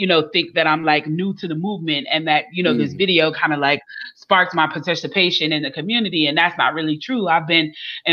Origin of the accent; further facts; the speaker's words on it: Chicago, Illinois, United States; now in Atlanta, United States; I'm originally from Chicago, but I live in Atlanta